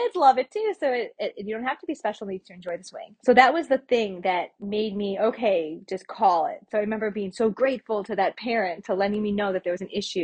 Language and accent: English; Detroit, Michigan, United States; I'm from Detroit